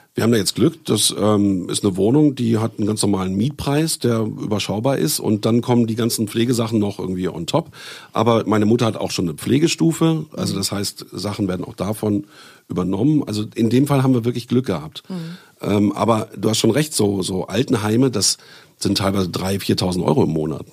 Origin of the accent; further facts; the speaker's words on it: Bielefeld, North Rhine-Westphalia, Germany; now in Berlin, Germany; Ich komme ja ursprünglich aus Bielefeld